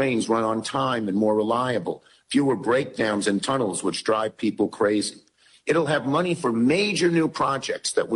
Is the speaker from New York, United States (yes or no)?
yes; Brooklyn, New York, United States; I'm from Brooklyn